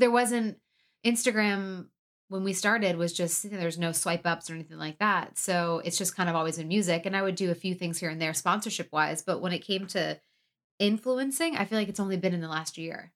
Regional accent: outside Detroit, Michigan, United States; moved away; I am from Michigan. I say Detroit, but really I'm uh, from the outside Detroit

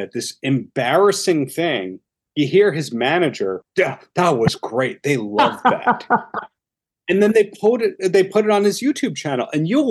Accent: Long Island, New York, United States; No, I'm from Long Island, but I remember hearing that Scottsdale is nothing but strippers.

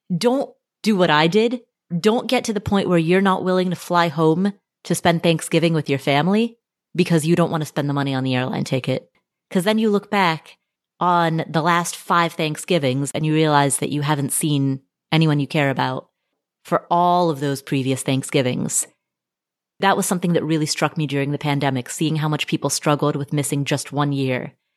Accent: Cincinnati, Ohio, United States; I am also from Cincinnati

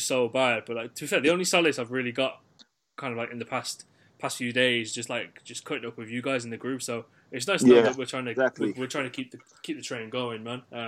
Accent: Birmingham, West Midlands, United Kingdom; I am from Birmingham

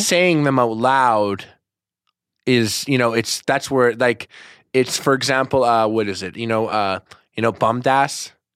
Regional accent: Montreal, Quebec, Canada; I'm from Montreal, Canada.

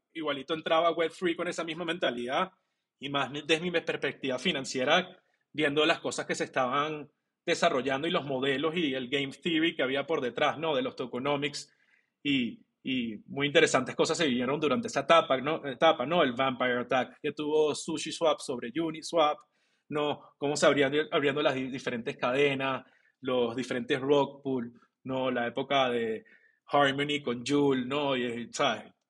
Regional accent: Venezuela; moved away; also born or lived in Colombia / Mexico; yo soy venezolano

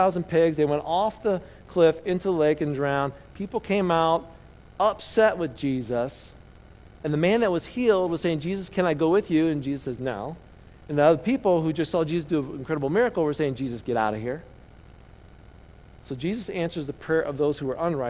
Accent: Indiana, United States; I grew up in Indiana

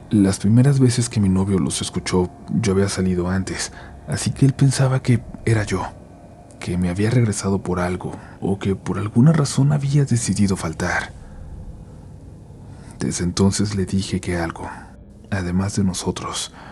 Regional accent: Xalapa, Veracruz, Mexico; Yo soy de Jalapa, Veracruz, mi familia es de la Ciudad de México

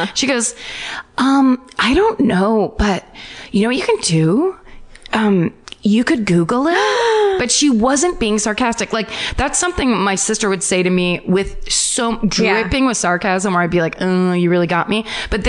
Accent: Alaska, United States; That's nothing. I'm from Alaska. We don't care.

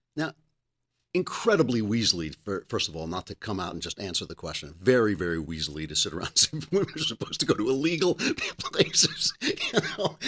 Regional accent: New York, United States; I'm a New Yorker

